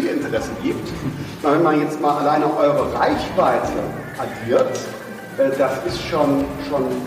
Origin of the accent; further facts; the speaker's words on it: North Rhine-Westphalia, Germany; in Nordrhein-Westfalen, ähm, wo ich herkomme, genau